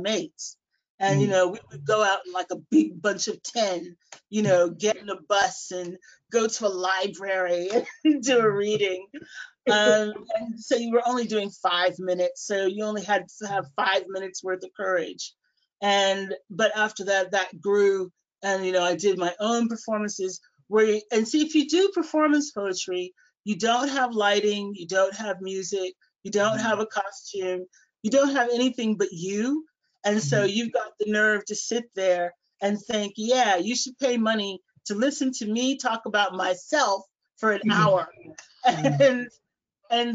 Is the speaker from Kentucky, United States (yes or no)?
no; Washington, District of Columbia, United States; moved away as an adult; now in Manchester, United Kingdom; I moved over to Manchester from Washington, D.C. is where I'm from, back way back in 1988. And so I've actually lived here about twice as long as I lived there.